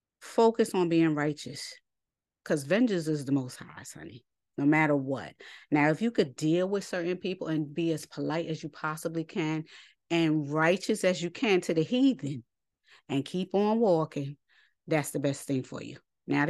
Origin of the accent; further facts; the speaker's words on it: New York City, New York, United States; I grew up in New York City. I stay ready.